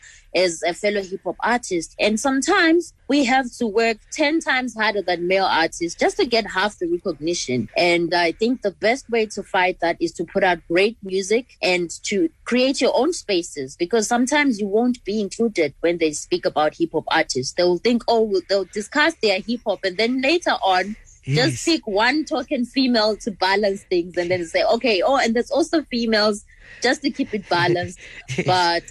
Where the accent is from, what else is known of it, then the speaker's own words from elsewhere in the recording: Zimbabwe; in Zimbabwe, in my society